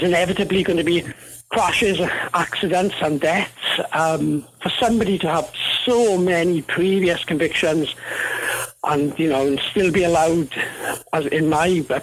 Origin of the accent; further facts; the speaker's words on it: Wales, United Kingdom; now in New Zealand; my accent isn't a Kiwi accent. I'm originally from Wales in the UK.